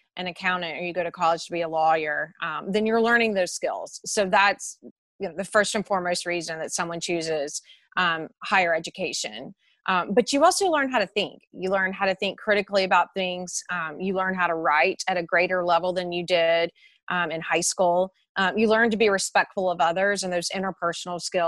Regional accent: Mississippi, United States; moved away as an adult; also born or lived in Brisbane, Australia / Texas

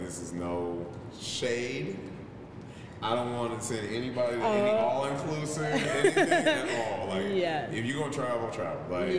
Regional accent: Tennessee, United States; also born or lived in Kentucky; I grew up in Tennessee and in Kentucky, and the Bourbon Trail is really dope for people who like that.

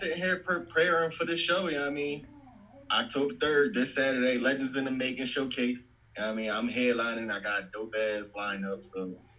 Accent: Philadelphia, Pennsylvania, United States; moved away as an adult; now in Colorado Springs, United States; I've been here in Colorado Springs for 2 years, but I'm originally from Philly.

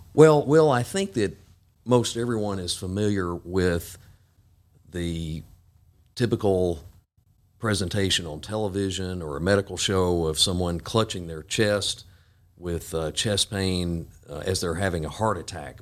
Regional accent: Jackson, Tennessee, United States; also born or lived in Knoxville, Tennessee / Memphis, Tennessee; I grew up here in Jackson and came back in two thousand two.

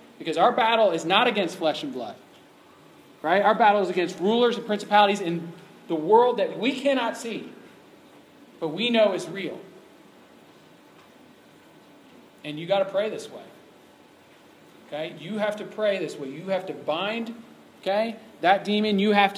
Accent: Ohio, United States; that I knew about because I came from Ohio

